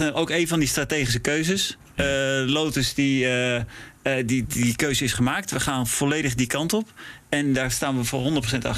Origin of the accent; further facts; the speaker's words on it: Netherlands; also born or lived in Prague / Milan; ik ben Nederlander